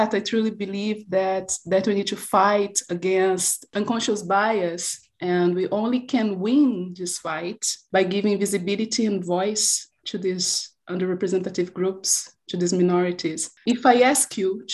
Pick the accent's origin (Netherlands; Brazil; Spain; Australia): Brazil; first language Portuguese; English is a second language; moved away as an adult; also born or lived in Italy